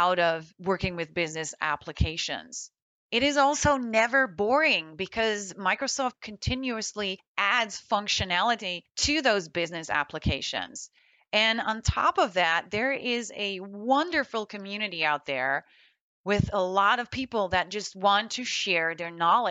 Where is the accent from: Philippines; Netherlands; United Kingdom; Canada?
Netherlands; moved away as an adult; also born or lived in Florida, United States; now in United States; I was born and raised in the Netherlands, and I moved to the United States in 2004